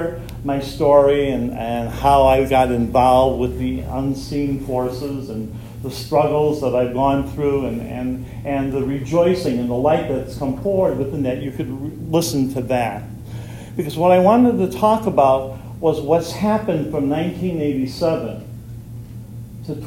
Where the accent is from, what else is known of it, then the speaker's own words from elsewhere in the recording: Fort Wayne, Indiana, United States; I'm from Fort Wayne, Indiana